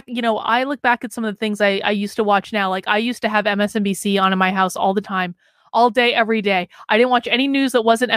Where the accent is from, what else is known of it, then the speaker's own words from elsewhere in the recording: New Hampshire, United States; I am from New Hampshire, the home of Josiah Bartlett. I do actually live here